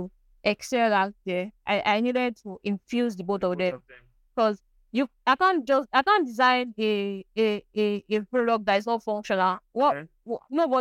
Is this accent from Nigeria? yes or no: yes; Nigeria; I'm a Nigerian